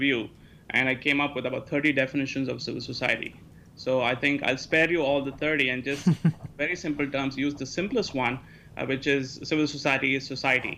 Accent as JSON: {"language": "English", "country": "India", "tie": "born or raised there", "moved": "yes", "lives_now": "United States", "said": "I'm from India originally. I grew up there."}